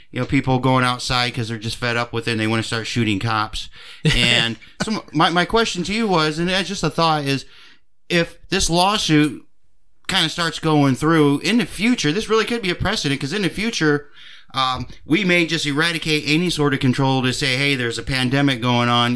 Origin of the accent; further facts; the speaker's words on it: United States; we as Americans